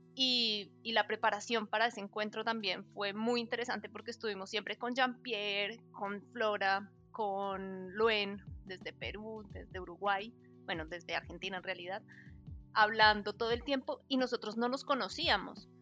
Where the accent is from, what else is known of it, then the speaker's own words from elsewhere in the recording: Colombia; somos colombianos